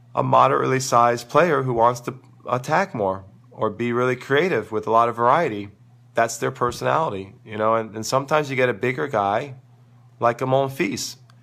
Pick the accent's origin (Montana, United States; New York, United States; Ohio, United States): New York, United States; New York City; growing up in New York City